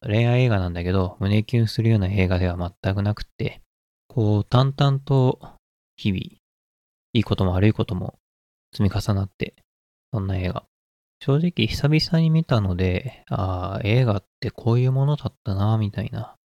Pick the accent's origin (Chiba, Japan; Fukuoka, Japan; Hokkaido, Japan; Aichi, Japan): Aichi, Japan; Nagoya; 僕は名古屋出身なんだけど